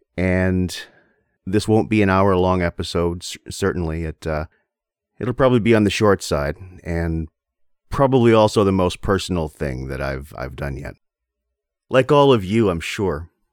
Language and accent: English; Windsor, Ontario, Canada; moved away as an adult; also born or lived in South Korea; I grew up in Windsor, Ontario